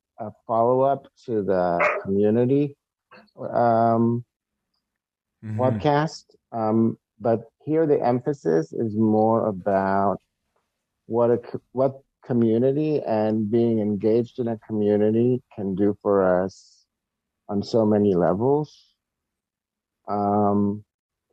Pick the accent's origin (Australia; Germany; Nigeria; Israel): Israel; moved away as an adult; now in United States; I'm originally from Israel, where I lived most of my life. I'm 44, so almost 40 years there. As a wrestling fan, grew up as a wrestling fan in Israel.